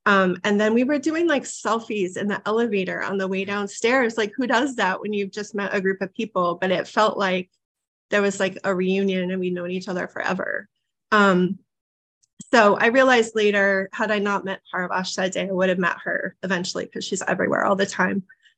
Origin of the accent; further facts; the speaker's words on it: Nebraska, United States; now in Maine, United States; I'm from Nebraska. I didn't say that. I moved to Maine in 1996.